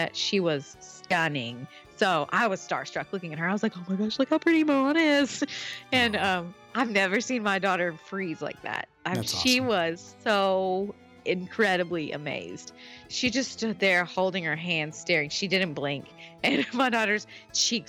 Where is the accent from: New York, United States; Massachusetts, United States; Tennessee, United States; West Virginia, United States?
Tennessee, United States; accent: Southern; we're obviously from the South. You can hear it, right? And he was like, oh, yeah. I said, we're from Tennessee.